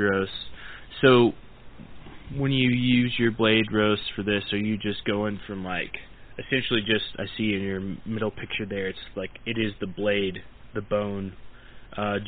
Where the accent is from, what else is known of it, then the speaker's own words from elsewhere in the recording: Oklahoma, United States; moved away; I'm originally from Oklahoma, and I'm a member of the Choctaw Nation of Oklahoma